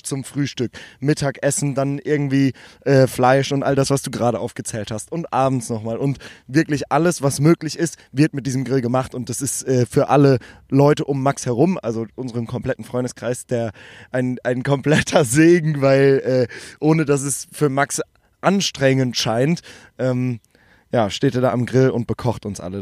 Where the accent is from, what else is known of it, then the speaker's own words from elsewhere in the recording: Germany; ich bin aus Deutschland